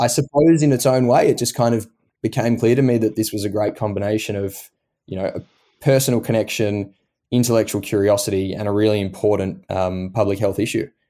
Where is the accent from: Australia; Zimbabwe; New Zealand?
Australia; Melbourne, Victoria; moved away as an adult; now in Boston, United States; being Australian